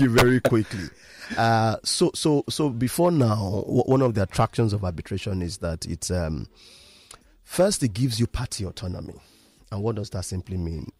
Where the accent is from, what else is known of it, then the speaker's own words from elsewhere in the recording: Ibadan, Oyo, Nigeria; now in Lagos, Nigeria; I am from Ibadan